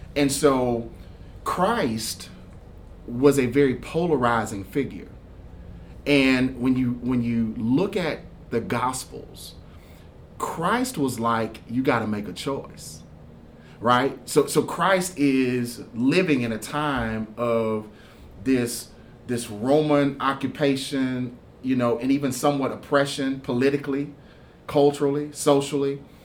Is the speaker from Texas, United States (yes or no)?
yes; Houston, Texas, United States; also born or lived in Kentucky; now in Winchester, Kentucky, United States; I'm originally from Houston, Texas